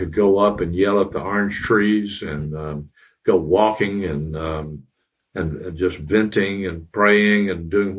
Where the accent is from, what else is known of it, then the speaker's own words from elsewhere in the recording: Tennessee, United States; now in St. Petersburg, United States; I grew up in Tennessee. You may be able to tell by my accent.